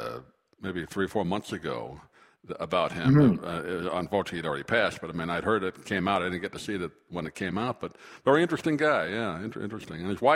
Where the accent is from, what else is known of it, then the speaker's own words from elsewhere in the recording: New York City, New York, United States; moved away; I grew up happy in New York